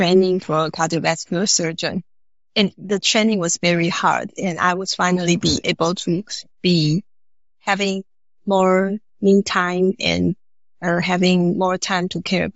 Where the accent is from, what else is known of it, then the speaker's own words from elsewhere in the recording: Taoyuan, Taiwan; I grew up in Taoyuan